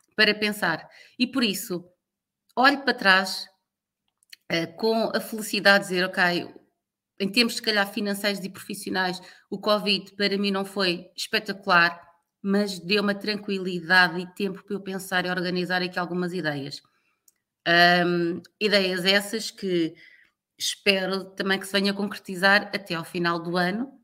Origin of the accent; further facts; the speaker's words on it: Lisbon, Portugal; moved away as an adult; also born or lived in Luanda, Angola / Timor-Leste; eu nasci e cresci em Lisboa